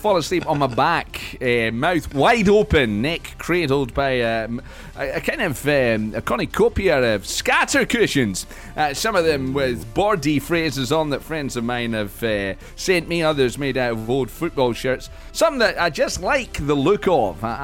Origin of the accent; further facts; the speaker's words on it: Nottingham, East Midlands, United Kingdom; when we were growing up in Nottingham